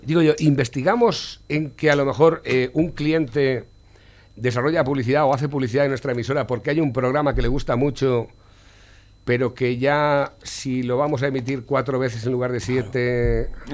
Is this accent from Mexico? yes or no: no; Spain; como español